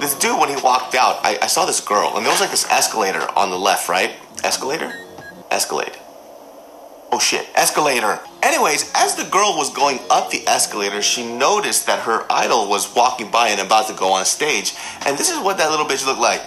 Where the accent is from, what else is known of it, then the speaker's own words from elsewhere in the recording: Sacramento, California, United States; growing up in Sacramento, California, you know, that, that place is a small town.